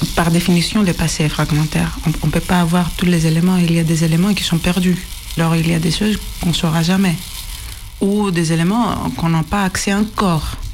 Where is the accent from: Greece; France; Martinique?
Greece; accent: Greek; French is a second language; moved away; mon accent est grec